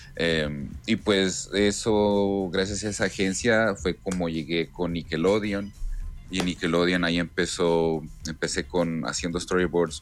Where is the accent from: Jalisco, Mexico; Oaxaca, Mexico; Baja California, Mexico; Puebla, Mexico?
Baja California, Mexico; Ensenada; soy de Ensenada, soy de Ensenada, Baja California.